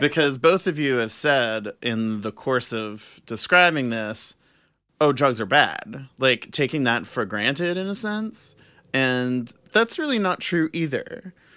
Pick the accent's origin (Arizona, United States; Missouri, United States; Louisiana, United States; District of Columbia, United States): Louisiana, United States; New Orleans; I was born and raised in New Orleans